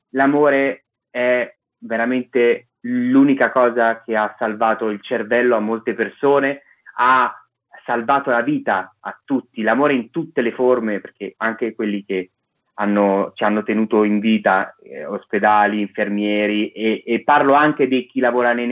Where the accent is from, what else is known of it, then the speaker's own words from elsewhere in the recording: Naples, Campania, Italy; Eh, io sono napoletano, quindi per me è difficile non raccontare Napoli con, con faziosità, sono fazioso nel, Napoli, nel celebrare Napoli